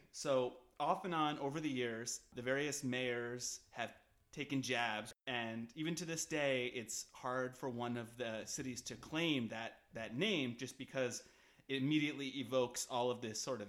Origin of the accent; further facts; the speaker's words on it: Connecticut, United States; we grew up in Connecticut